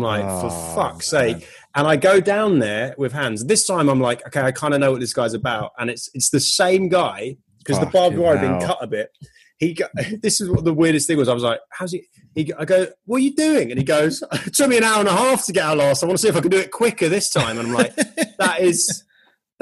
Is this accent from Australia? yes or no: no; United Kingdom; moved away as an adult; now in California, United States; I'm British